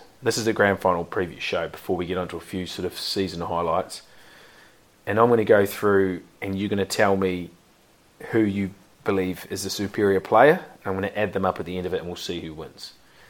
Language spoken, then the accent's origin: English; New Zealand; I'm a Kiwi